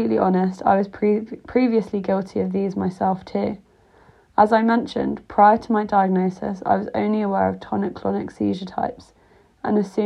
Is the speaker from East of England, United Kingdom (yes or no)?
no; Greater London, United Kingdom; moved away as an adult; also born or lived in Leeds / Rotterdam; I grew up in Greater London